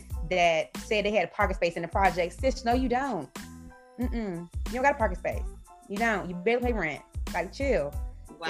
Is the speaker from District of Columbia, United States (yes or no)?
yes; Washington, District of Columbia, United States; So I am from Washington, D.C. I'm a Washington, D.C. native. I grew up in Northwest D.C.